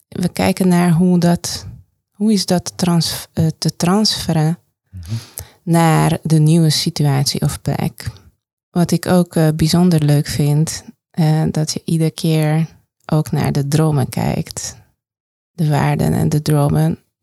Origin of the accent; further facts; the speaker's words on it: Hungary; Dutch is a second language; moved away as an adult; now in Netherlands; mijn vaderland, moederland, Hongarije